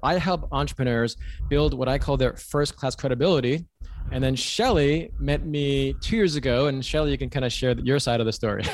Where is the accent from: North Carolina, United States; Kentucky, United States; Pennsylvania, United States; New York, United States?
New York, United States; New York City; moved away as an adult; now in California, United States; I am from New York City originally